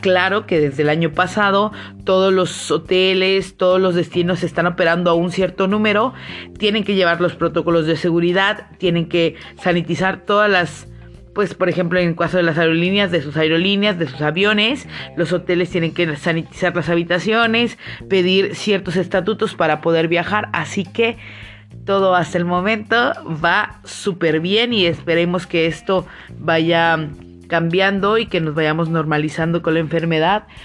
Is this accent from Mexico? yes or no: yes; Mexico; te voy a hablar como mexicano